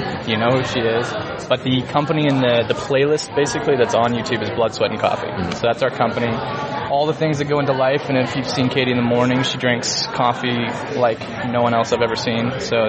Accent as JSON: {"language": "English", "country": "Canada", "said": "I'm from Canada. I'm Canadian"}